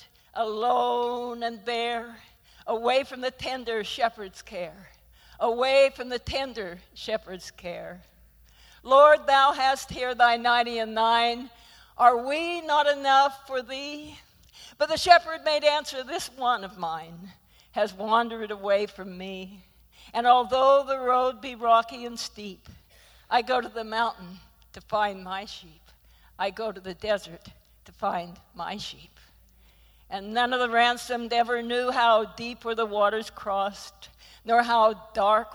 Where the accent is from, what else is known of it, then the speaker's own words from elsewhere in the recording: Idaho, United States; moved away; being from Idaho